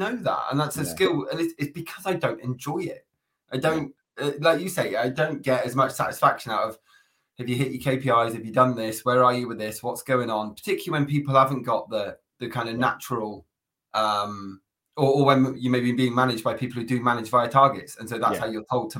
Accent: Plymouth, South West England, United Kingdom; moved away as an adult; now in Birmingham, United Kingdom; I'm originally from Plymouth. So I grew up there for 20 years

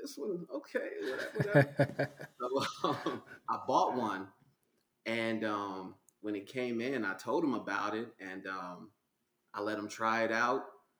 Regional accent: Denver, Colorado, United States; also born or lived in Indianapolis, Indiana, United States; So a little bit about me. I was born in Indianapolis, Indiana. {S0} Okay. {S1} As a kid, relocated to Denver, Colorado, me and my mother. So okay. I grew up here.

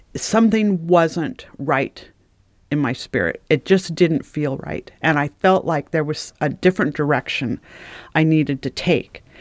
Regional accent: Oregon, United States; also born or lived in California; we moved from California up to Oregon

